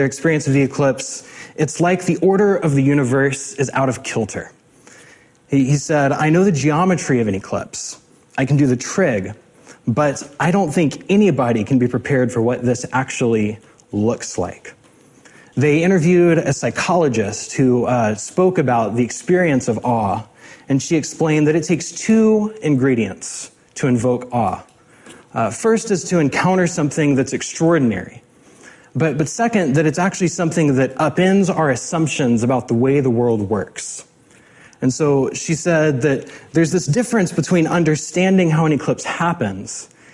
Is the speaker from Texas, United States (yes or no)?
yes; hometown hit by Hurricane Harvey, Texas, United States; now in Seattle area, United States; I watched with particular anxiety as Hurricane Harvey made landfall in my hometown.